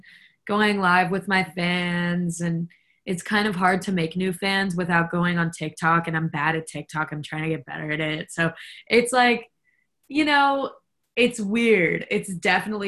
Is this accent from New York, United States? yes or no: yes; New York City, New York, United States; I'm from Brooklyn